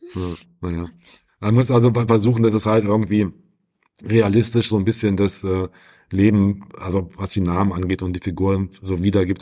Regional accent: Wolfenbüttel, Lower Saxony, Germany; moved away; in Wolfenbüttel in meiner alten Heimat

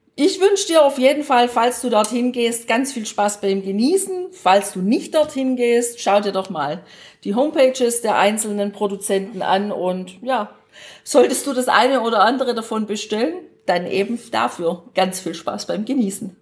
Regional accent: Baden-Württemberg, Germany; Als Schwäbin

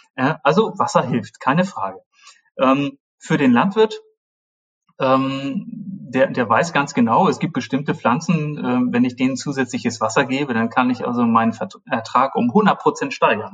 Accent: Germany; ich bin in der Nähe Hamburgs aufgewachsen

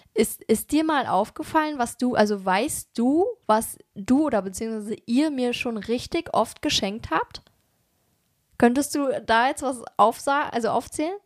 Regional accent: Germany; wir kommen ja aus Berlin und Umgebung

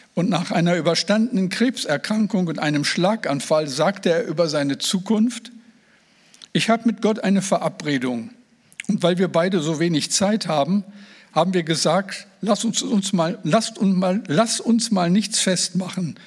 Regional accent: Moers, North Rhine-Westphalia, Germany; now in Oldenburg, Germany; ich bin ja kein Nordlicht. Ich bin äh, im Ruhrgebiet, am Rande des Ruhrgebiets geboren, in Mörs am Niederrhein

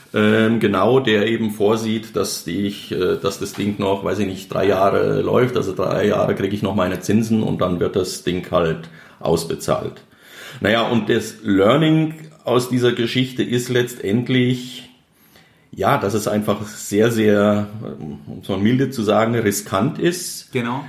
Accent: Germany; als Deutscher

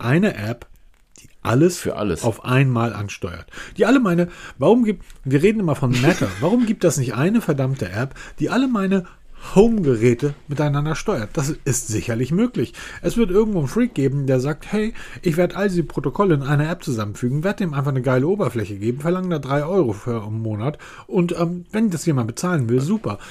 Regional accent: Hamburg, Germany; ich bin Hamburger. Das heißt, als ich bin Hamburger, Hanseat, wir sind eine alte Kaufmannsstadt

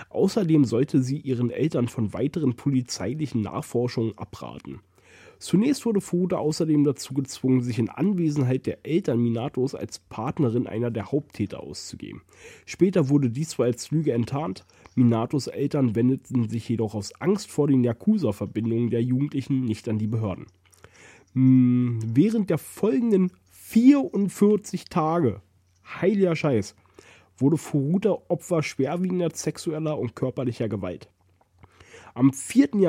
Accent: Germany; Oh Gott, ich bin froh, dass ich in Deutschland groß geworden bin.

